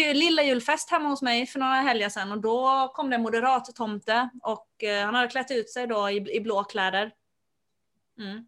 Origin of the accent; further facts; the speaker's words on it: Finland; Jag har vuxit upp i Finland